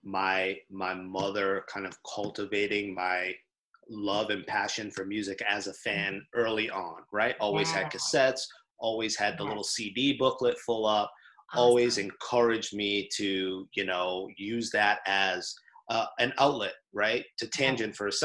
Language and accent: English; Lawrence, Massachusetts, United States; I grew up in Lawrence, Massachusetts